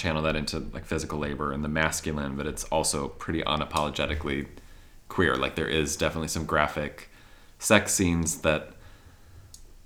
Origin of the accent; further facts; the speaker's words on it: Midwest, United States; as a Midwesterner